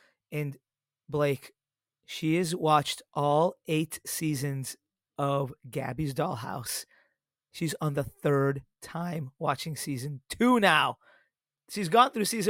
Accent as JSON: {"language": "English", "town": "Chicago", "region": "Illinois", "country": "United States", "tie": "born or raised there", "said": "my hometown Chicago Cubbies"}